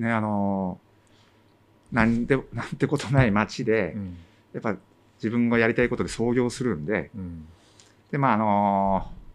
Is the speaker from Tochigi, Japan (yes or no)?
yes; Shimotsuke, Tochigi, Japan; born or raised there; also born or lived in Tokyo